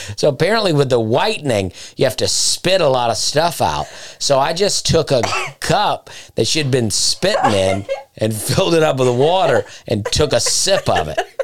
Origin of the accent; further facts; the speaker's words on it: Chambers County, Lee County area, Alabama, United States; where I'm from, like Chambers County, Lee County area in Alabama